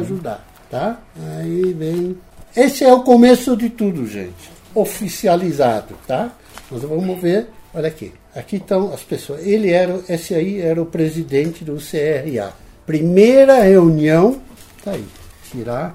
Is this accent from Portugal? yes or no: no; Netherlands; now in São Paulo, Brazil; como era um holandês e queria voltar de vez em quando à minha terra